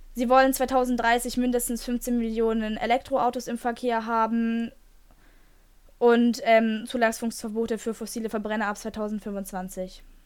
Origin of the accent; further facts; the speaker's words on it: Germany; bei uns in Deutschland